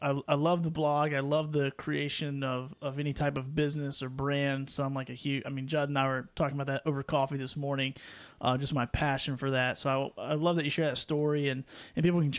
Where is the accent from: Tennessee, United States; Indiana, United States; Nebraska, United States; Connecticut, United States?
Tennessee, United States; I'm from Tennessee, so it's kind of like Louisiana a little.